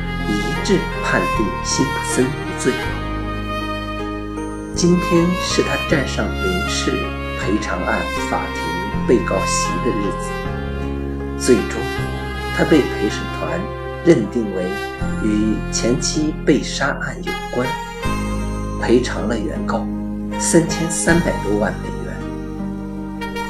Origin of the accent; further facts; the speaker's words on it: China; 我作为一个中国人，当然无从知晓